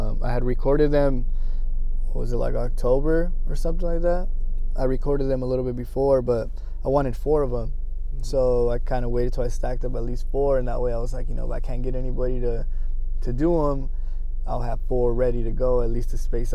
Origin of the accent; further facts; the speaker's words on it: Othello, Washington, United States; also born or lived in Los Angeles, California / Pasco, Washington; I'm from Othello, Washington. I was born in Los Angeles originally, but, you know, did a lot of moving around. I actually used to live in Pasco